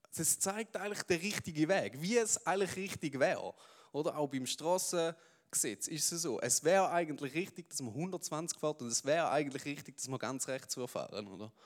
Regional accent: Switzerland; wir Schweizer

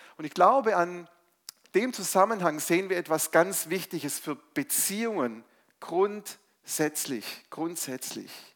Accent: Stuttgart, Baden-Württemberg, Germany; also born or lived in Mainz; ich komme ursprünglich aus Stuttgart, bin wieder nach Stuttgart zurückgezogen

